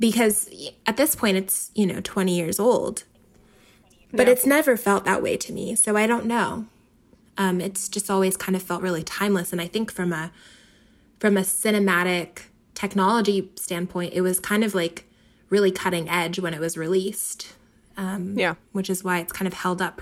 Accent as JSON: {"language": "English", "town": "Philadelphia", "region": "Pennsylvania", "country": "United States", "tie": "born or raised there", "said": "I grew up in Philly"}